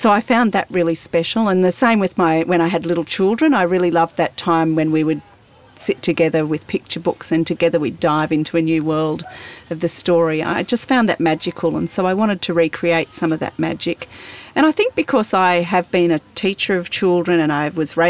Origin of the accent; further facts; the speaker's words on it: Central Victoria, Australia; I come from Central Victoria